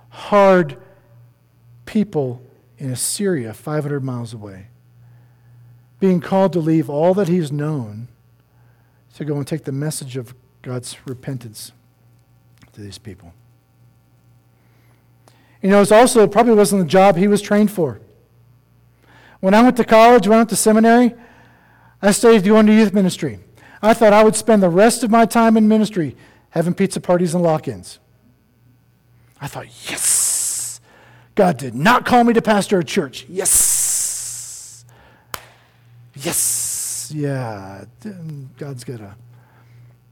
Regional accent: East Coast, United States; now in Colorado, United States; I'm not one. I grew up on the East Coast. I was a beach bum.

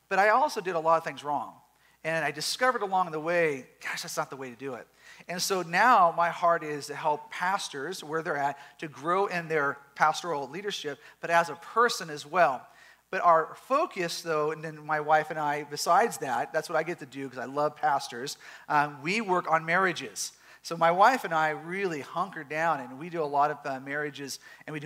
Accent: Southern California, United States; We are from Southern California

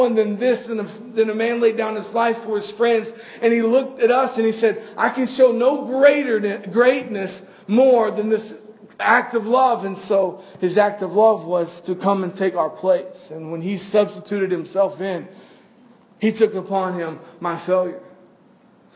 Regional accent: Florida, United States; we're from Florida

